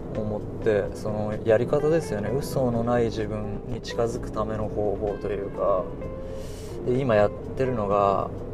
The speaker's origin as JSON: {"language": "Japanese", "region": "Hiroshima", "country": "Japan", "tie": "born or raised there", "said": "広島県に住んでます広島生まれ広島育ちです"}